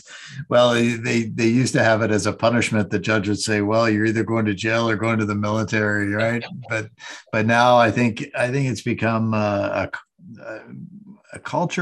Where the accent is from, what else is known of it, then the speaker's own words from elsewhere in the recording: Pennsylvania, United States; I'm from Pennsylvania